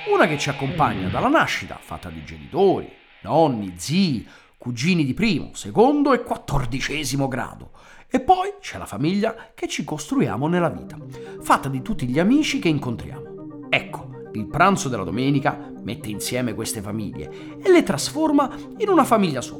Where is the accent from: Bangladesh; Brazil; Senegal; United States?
United States; San Francisco, California; born there; basta sentirmi parlare per capire che sono nato a San Francisco, of course. Can't you hear it? Anche se tutti pensano che io sia venuto al mondo nel cuore della romanità, in realtà sono nato sull'Oceano Pacifico.